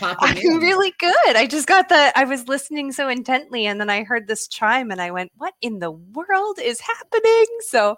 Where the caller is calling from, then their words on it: Vancouver Island, British Columbia, Canada; I'm calling in from Vancouver Island in British Columbia, Canada.